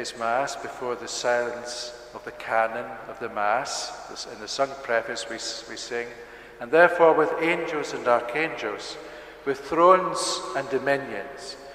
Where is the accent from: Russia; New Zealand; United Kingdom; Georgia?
United Kingdom; Scotland; moved away; As you may tell from my accent, I'm from Scotland originally, but as well as having Scottish ancestry, I also have Irish ancestry